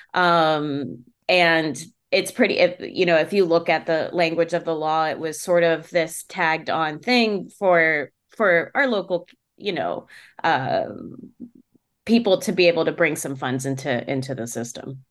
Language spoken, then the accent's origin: English; Maryland, United States; now in Pittsburgh, United States; I'm from Maryland